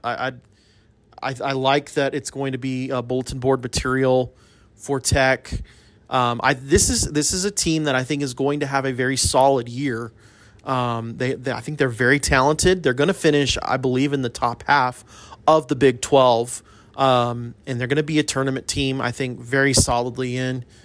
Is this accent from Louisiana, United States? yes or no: no; El Paso, Texas, United States; moved away; I grew up in El Paso, and in El Paso, we have a university called U T E P